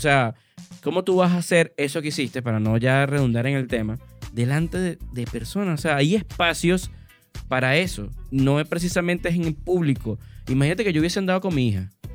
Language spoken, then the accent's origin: Spanish; Valencia, Carabobo, Venezuela; yo soy muy valenciano